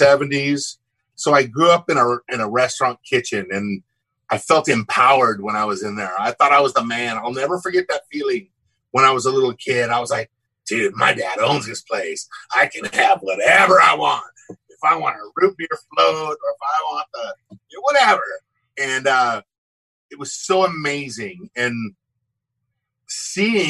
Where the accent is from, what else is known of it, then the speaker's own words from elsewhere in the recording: Huntington Beach, California, United States; I grew up in Southern California, Huntington Beach